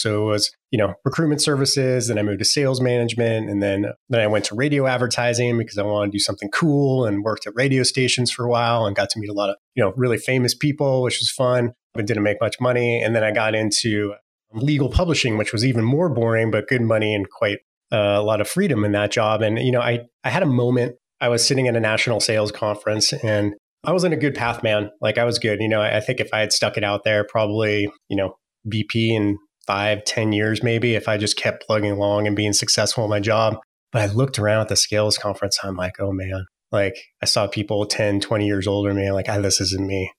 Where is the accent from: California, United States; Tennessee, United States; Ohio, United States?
California, United States; San Francisco Bay Area; I was born in the San Francisco Bay Area. So I got to see you know, it's, it go in from sprawling orchards, you know, in the Silicon Valley to whatever it is today. A, a lot of time I spent my early days, days there